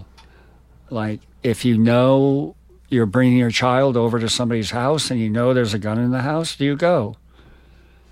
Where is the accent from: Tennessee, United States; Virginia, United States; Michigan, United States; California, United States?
Michigan, United States; Detroit; now in New York City, United States; I'm from Detroit where they would go out on the front porch New Year's and shoot guns. My dad even did it a couple times